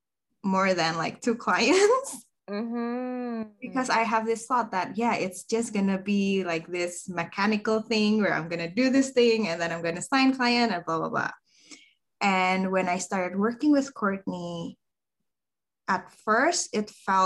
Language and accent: English; Indonesia; I am from Indonesia.